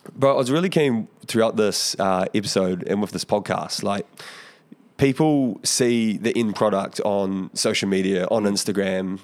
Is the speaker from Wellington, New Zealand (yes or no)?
yes; Porirua, Wellington, New Zealand; growing up in Porirua